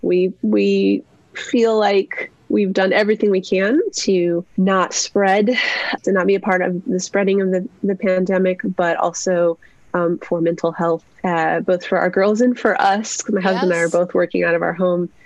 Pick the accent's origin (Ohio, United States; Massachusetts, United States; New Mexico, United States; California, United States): New Mexico, United States; I was raised in New Mexico